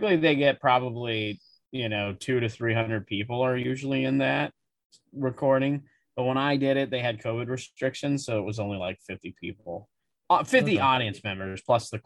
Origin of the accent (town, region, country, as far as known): South Dakota, United States; born or raised there; moved away